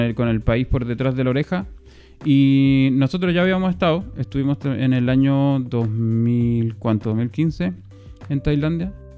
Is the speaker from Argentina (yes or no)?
no; Chile; moved away; como chileno